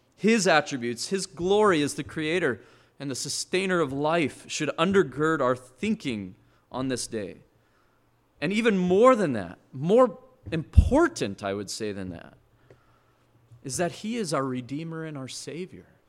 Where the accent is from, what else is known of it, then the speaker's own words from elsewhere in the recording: Montana, United States; moved away; I come from Montana where they strip a harvest